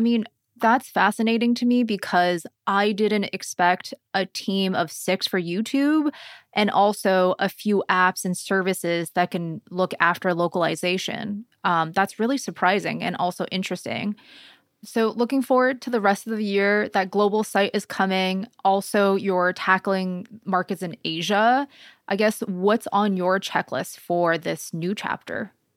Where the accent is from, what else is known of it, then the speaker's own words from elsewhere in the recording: Canada; a Canadian